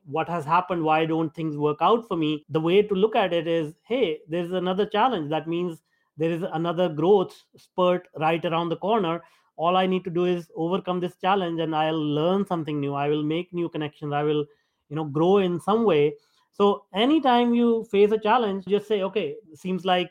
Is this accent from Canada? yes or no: no; India; me being an Indian